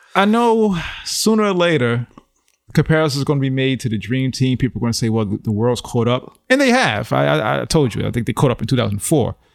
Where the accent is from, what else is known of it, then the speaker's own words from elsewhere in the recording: New York, United States; born and raised in New York